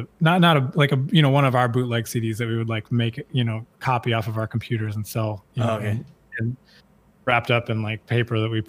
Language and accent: English; the South, United States; growing up in the South and growing up in the United States